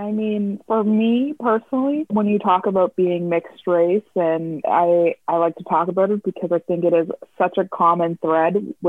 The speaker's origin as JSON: {"language": "English", "town": "Dartmouth", "region": "Nova Scotia", "country": "Canada", "tie": "born or raised there", "said": "I grew up in Dartmouth. I would call Dartmouth my home. I love Dartmouth."}